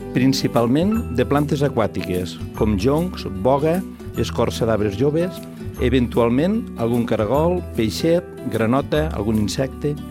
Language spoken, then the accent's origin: Catalan; Lleida, Catalonia, Spain; com a lleidatans que som